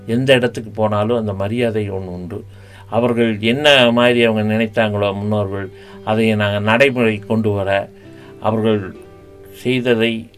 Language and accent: Tamil; Coimbatore, Tamil Nadu, India; நான் ஆயிரத்தி தொள்ளாயிரத்தி ஐம்பத்தி ரெண்டாம் ஆண்டு கோவையிலே பிறந்தேன் நான் வந்து கோவை மாநகராட்சியிலே பணியாற்றி வந்தேன்